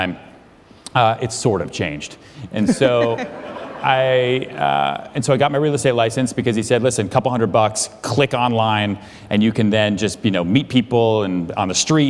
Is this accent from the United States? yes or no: yes; outside Boston, Massachusetts, United States; now in New York City, United States; I grew up outside Boston